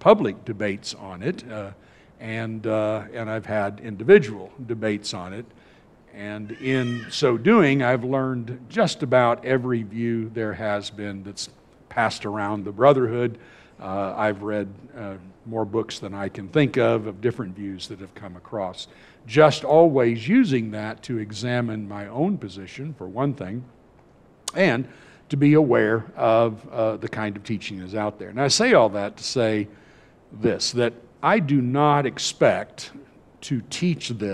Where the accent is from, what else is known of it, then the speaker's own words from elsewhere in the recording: California, United States; moved away; I grew up in California